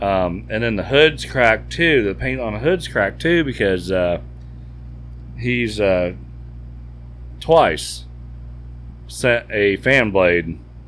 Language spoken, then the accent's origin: English; Plains, United States; the house I grew up in Plains.